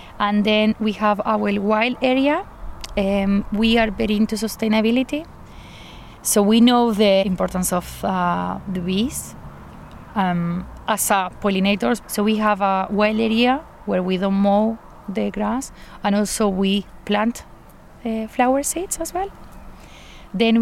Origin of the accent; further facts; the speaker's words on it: Argentina; moved away as an adult; also born or lived in Buenos Aires; now in Scotland, United Kingdom; I'm from Argentina. I've been living in Scotland for 5 years